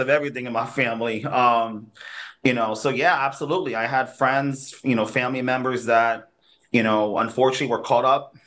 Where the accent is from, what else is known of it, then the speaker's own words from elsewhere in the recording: New Haven, Connecticut, United States; I was born here in New Haven. I'm a New Haven kid. Um, born and raised for the most part